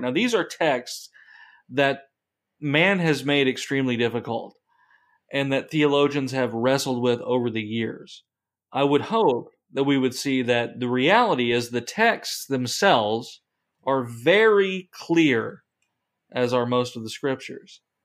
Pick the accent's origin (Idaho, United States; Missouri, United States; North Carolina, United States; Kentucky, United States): Kentucky, United States; I grew up in Kentucky in the mountains